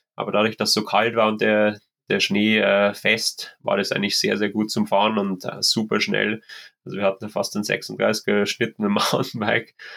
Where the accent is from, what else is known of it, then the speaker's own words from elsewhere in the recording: Germany; bei uns in Deutschland